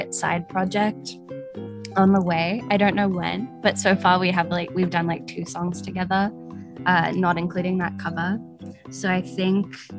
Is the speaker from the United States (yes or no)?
no; Australia; Being an Australian